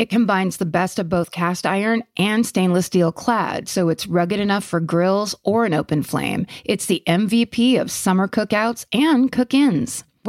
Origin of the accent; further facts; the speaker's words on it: Isle of Man; I grew up on the Isle of Man. I know where that is. Which is the tiny spit of land between England and Ireland